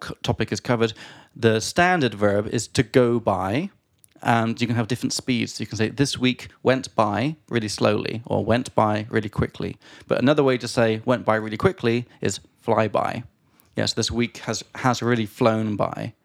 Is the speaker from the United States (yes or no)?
no; England, United Kingdom; now in Prague, Czech Republic; from England.